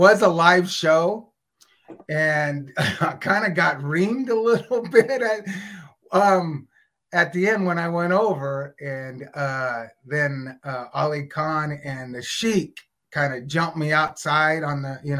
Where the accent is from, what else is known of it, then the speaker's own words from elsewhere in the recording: Oakland, California, United States; my hometown